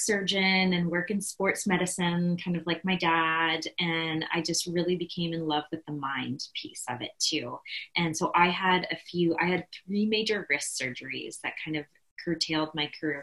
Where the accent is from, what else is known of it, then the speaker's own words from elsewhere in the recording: Midwest, United States; I grew up in the Midwest